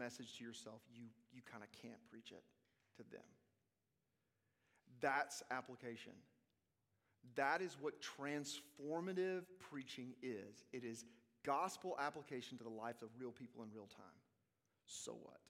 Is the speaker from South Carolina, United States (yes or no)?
no; Arkansas, United States; I'm from Arkansas